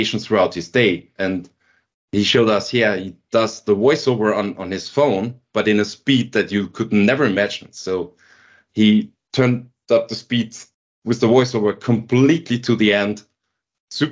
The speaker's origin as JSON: {"language": "English", "town": "Linz", "region": "Upper Austria", "country": "Austria", "tie": "born or raised there", "moved": "yes", "lives_now": "Vienna, Austria", "said": "I was working in Linz, in my hometown, for a government company"}